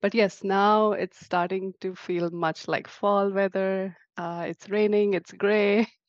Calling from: Seattle, Washington, United States; I'm from Seattle, Greater Seattle area, on the suburbs of Seattle.

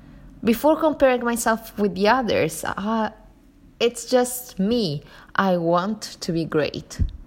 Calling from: Sicily, Italy; I'm recording from Italy, Sicily exactly, and it's raining in here.

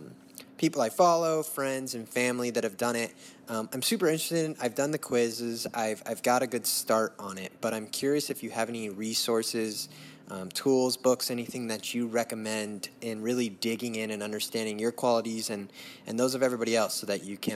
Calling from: Gilbert, Arizona, United States; I'm calling from Gilbert, Arizona.

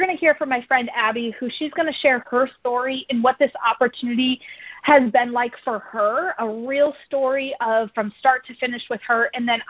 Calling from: DeWitt, Michigan, United States; So I am dialing in from DeWitt, Michigan.

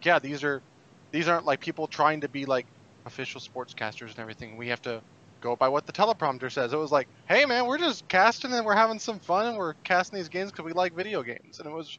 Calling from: Phoenix, Arizona, United States; From Phoenix, Arizona.

